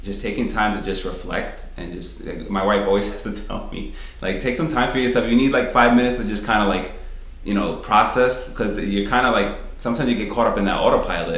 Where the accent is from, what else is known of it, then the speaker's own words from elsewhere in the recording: New York City, New York, United States; now in Rochester, United States; we're from New York City. So, it's just, like, the concrete jungle all the time